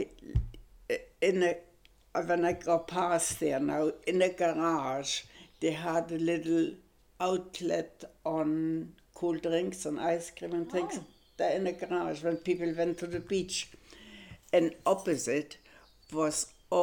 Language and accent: English; Germany; English is a second language; moved away as an adult; now in Australia; I was German